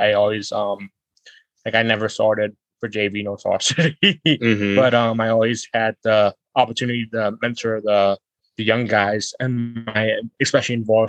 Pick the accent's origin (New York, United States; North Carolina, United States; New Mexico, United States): New York, United States; Buffalo; I'm from Buffalo, New York